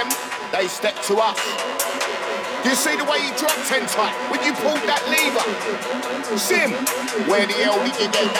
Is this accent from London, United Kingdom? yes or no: yes; London, United Kingdom; I'm from East London, where house is local.